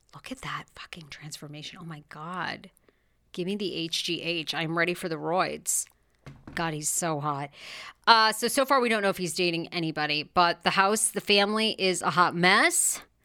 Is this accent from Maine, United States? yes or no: yes; Maine, United States; now in Los Angeles, United States; I'm from Maine